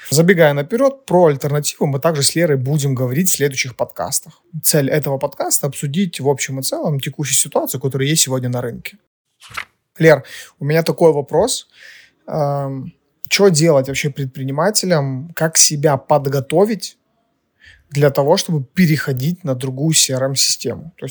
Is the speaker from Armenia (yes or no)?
no; Ukraine; Мы из Украины, а, кто-то на Кипре, поэтому всем привет, ребята, где бы вы ни были.